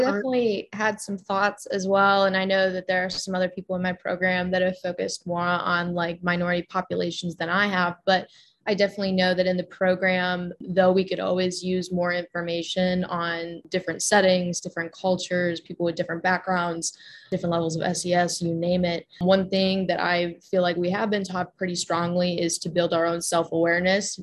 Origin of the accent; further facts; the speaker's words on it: Cleveland, Ohio, United States; moved away as an adult; now in Boone, United States; I'm originally from Cleveland, Ohio